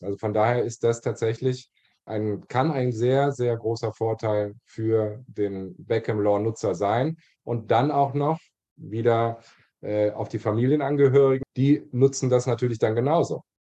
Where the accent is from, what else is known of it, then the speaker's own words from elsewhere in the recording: Germany; now in Barcelona, Spain; als Deutscher